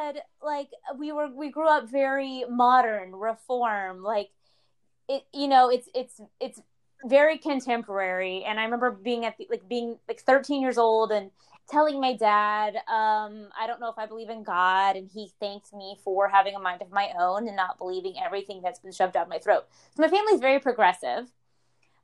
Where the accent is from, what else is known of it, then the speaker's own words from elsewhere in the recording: the South, United States; growing up in the South